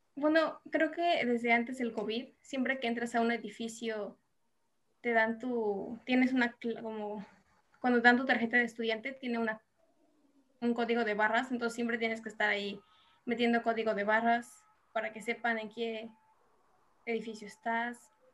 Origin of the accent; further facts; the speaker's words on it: Mexico; moved away as an adult; now in South Korea; como mexicanos